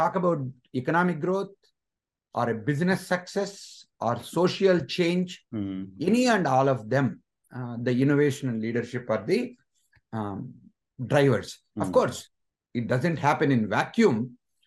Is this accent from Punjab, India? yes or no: no; Anantapur, Andhra Pradesh, India; moved away as an adult; also born or lived in Chennai, India; now in United States; I came from Andhra Pradesh, a place called Anantapur